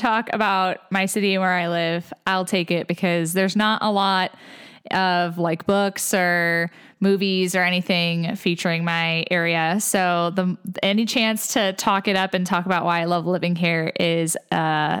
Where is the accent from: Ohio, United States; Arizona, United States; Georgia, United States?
Ohio, United States; I'm from Ohio.